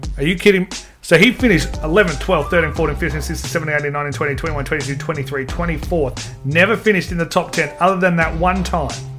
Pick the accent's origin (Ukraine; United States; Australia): Australia; Adelaide, South Australia; I'm from Adelaide